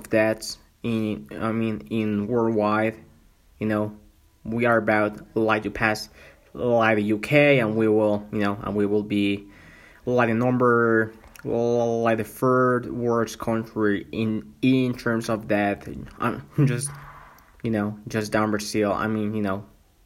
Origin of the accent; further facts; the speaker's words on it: Mexico; first language Spanish; English is a second language; also born or lived in Vancouver, Canada; I'm from Mexico though, but I live in Canada for more than 1 year